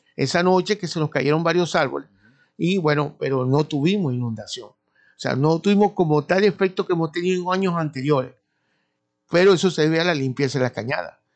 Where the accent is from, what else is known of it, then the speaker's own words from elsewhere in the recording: Maracaibo, Zulia, Venezuela; nosotros le llamamos cañada como buenos maracuchos